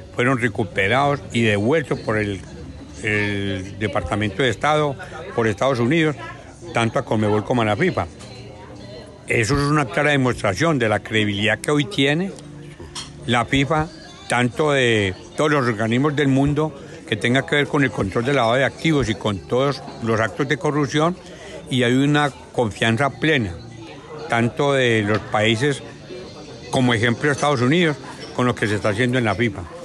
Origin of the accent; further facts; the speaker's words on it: Colombia; A nosotros como colombianos